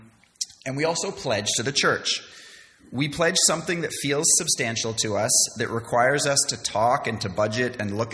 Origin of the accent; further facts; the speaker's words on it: Canada; moved away; also born or lived in London; I was born and raised in Canada, didn't go to a church at all when I was a child